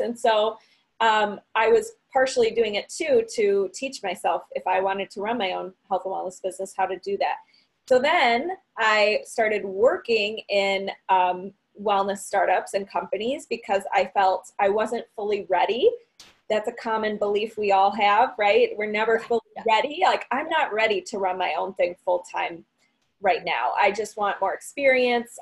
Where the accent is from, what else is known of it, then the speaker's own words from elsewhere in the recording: Barrington, Illinois, United States; I am from Barrington, Illinois, which is a northwest suburb in Illinois uh, about 45 minutes away from Chicago.